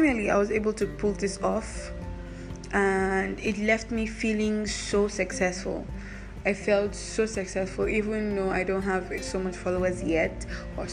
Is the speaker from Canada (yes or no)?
no; Nigeria; because I'm Nigerian, it's difficult for me to get good jobs